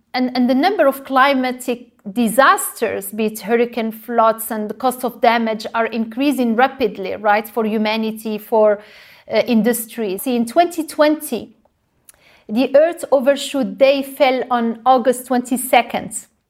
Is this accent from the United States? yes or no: no; Morocco; moved away; I grew up in Morocco and I was raised, uh, to not waste any precious resources